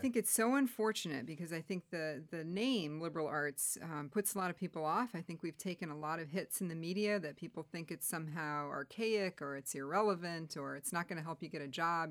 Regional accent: Wheeling, Illinois, United States; I grew up in Wheeling, Illinois, which is a northwest suburb of Chicago

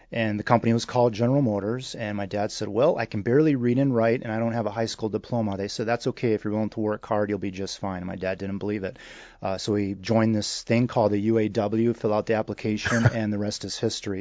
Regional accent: Michigan, United States; I grew up in the great state of Michigan.

